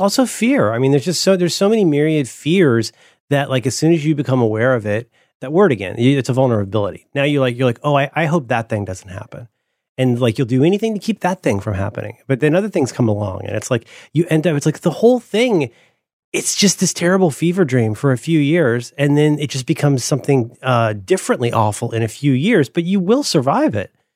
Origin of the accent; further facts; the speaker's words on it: Central Florida, United States; I grew up in Central Florida